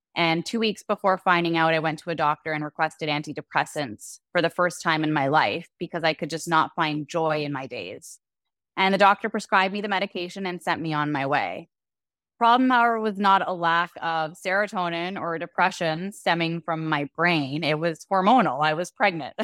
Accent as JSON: {"language": "English", "country": "Canada", "also_born_or_lived": "Dominican Republic", "moved": "as an adult", "lives_now": "Puerto Vallarta, Mexico", "said": "we're originally from Canada"}